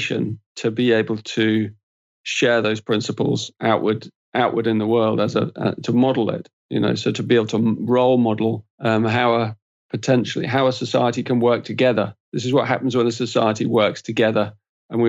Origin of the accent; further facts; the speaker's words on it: England, United Kingdom; I'm an Englishman